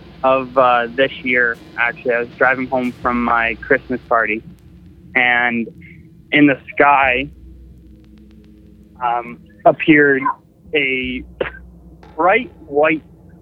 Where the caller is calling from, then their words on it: Tillsonburg, Ontario, Canada; … from Tilsonburg, Ontario.